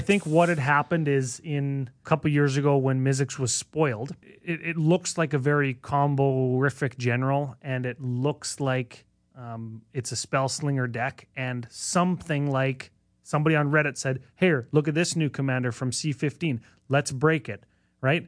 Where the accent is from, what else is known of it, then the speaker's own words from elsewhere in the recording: Canada; despite being Canadian